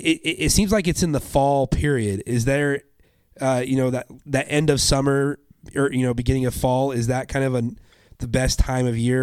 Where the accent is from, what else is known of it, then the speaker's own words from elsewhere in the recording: Boise, Idaho, United States; I'm from Boise, Idaho